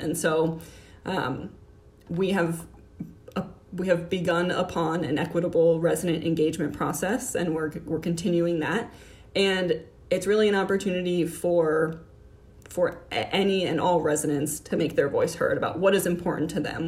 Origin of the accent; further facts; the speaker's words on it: Miami, Florida, United States; moved away as an adult; also born or lived in Orlando, Florida / Washington, District of Columbia, United States; now in Columbus, United States; I grew up in Miami, Florida